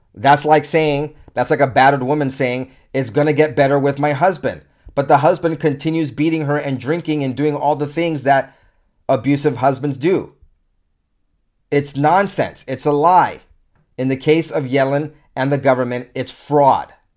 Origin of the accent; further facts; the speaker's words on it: United States; I'm an American, an American consumer with a family and children